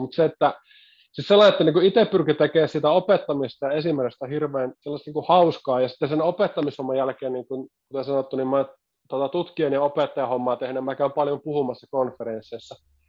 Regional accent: Kangasniemi, Southern Savonia, Finland; moved away as an adult; also born or lived in Kuopio / Jyväskylä / Vaasa / Ilmajoki; mä alun perin Savosta lähtöisin

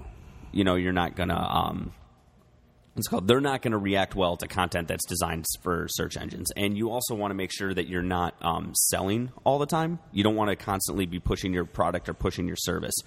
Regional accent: United States; We're American

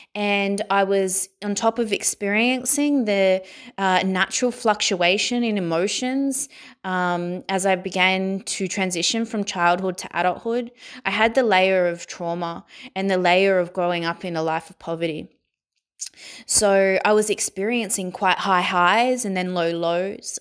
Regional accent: Sydney, New South Wales, Australia; I was born in Sydney, Australia, and I was born into a life of poverty

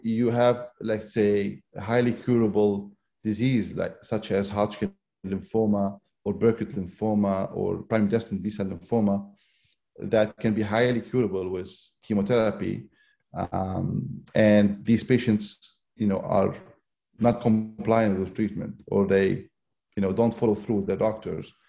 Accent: Lebanon; moved away as an adult; now in United States; I'm originally from Lebanon

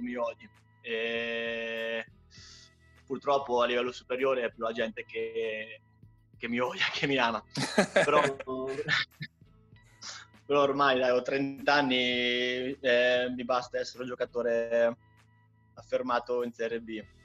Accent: Ancona, Marche, Italy; born or raised there

